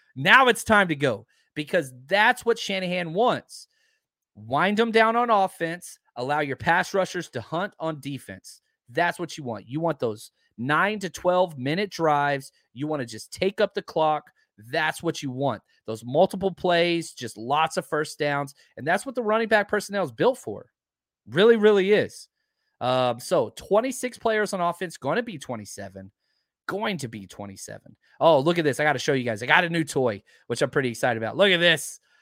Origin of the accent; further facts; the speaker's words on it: Texas, United States; I'm from Texas